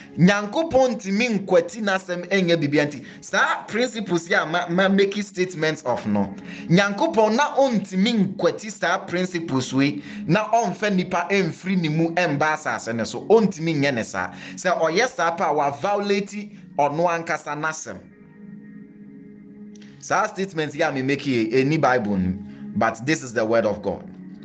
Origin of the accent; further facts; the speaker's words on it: Ghana; The Ghanaian culture is simply referring to the conditions that is used to live life as a Ghanaian. Into the conditions in our territory that regulate our thinking, our actions, our functions, and even our purposes.